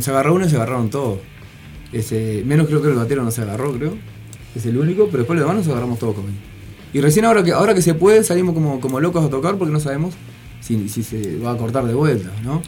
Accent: Montevideo, Uruguay; nosotros somos la curva de Maroño

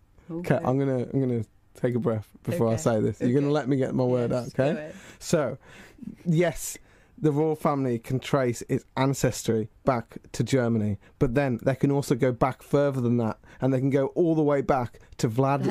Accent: United Kingdom; born or raised there

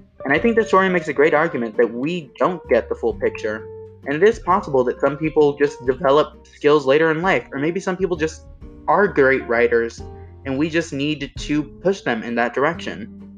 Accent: United States; growing up in the Valley, most people are Spanish speaking.

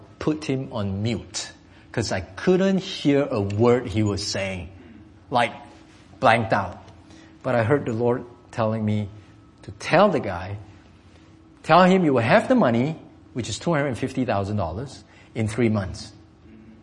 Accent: Singapore; English is a second language; moved away; I'm from Singapore.

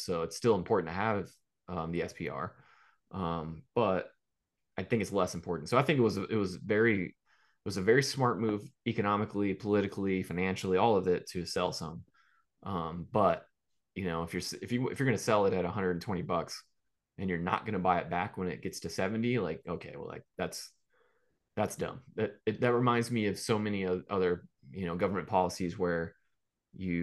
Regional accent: Gulf Coast, United States; I am from the Gulf Coast

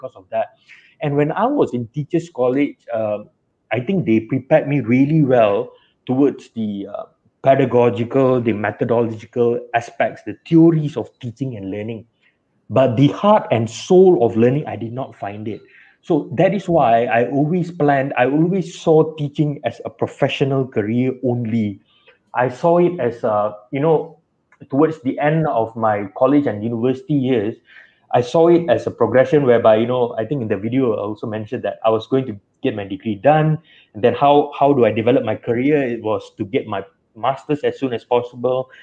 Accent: Kuantan, Pahang, Malaysia; I was born and raised in Kuantan, Pahang. I lived there all my life.

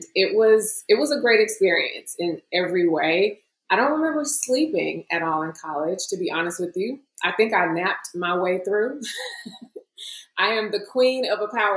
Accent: Chicago, Illinois, United States; I am originally from Chicago, born and raised

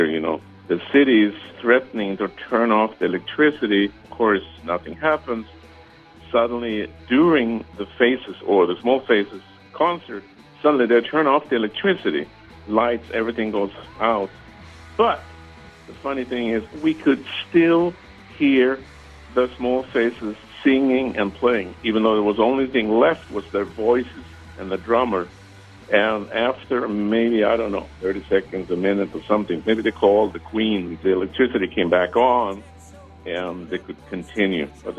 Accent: Sweden; now in Emeryville, United States; I grew up in Sweden

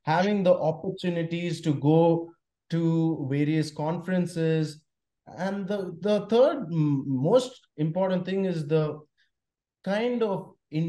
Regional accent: India; moved away as an adult; also born or lived in Spain; growing up in India

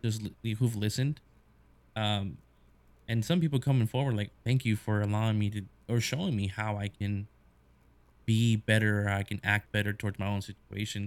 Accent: United States; obviously being American

